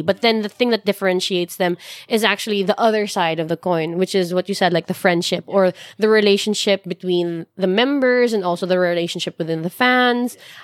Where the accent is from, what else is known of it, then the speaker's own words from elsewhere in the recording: Philippines; I'm still Filipino